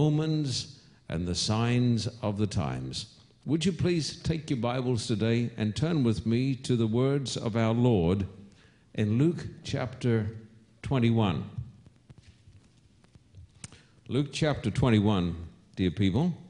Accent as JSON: {"language": "English", "country": "Australia", "accent": "Australian", "said": "my Australian accent"}